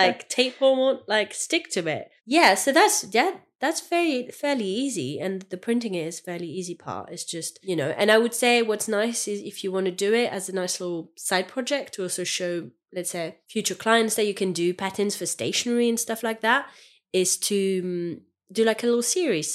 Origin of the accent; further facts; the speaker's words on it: France; English is a second language; moved away as an adult; now in United Kingdom; I'm French